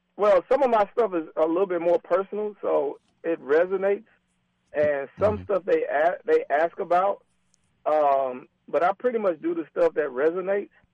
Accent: Atlanta, Georgia, United States; I'm from Atlanta, so it's like a, a, a version of Atlanta to me

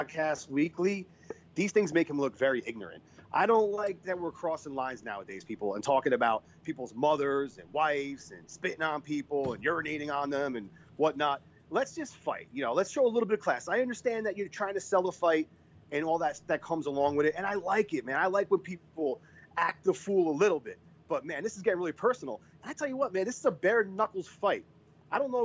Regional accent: East Coast, United States; moved away; I'm originally from the East Coast. I'm Italian.

